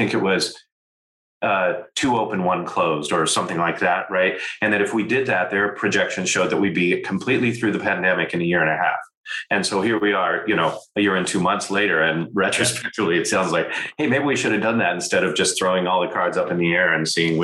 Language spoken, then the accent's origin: English; United States; as an American